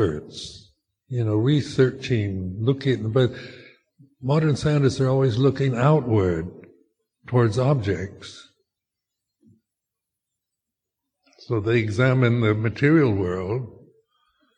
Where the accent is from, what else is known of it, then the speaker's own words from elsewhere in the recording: United States; my cultural conditioning of being American in my generation